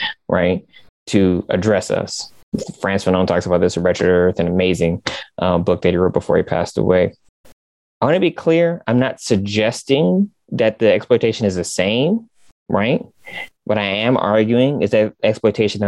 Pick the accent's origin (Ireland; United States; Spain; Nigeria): United States; Michigan; I'm from Michigan.